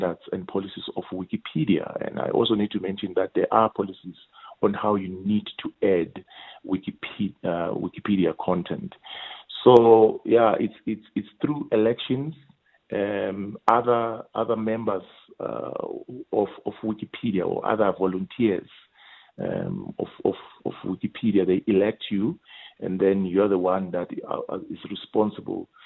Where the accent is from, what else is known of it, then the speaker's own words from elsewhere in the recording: Mpumalanga, South Africa; also born or lived in Indonesia; I was born in Mpumalanga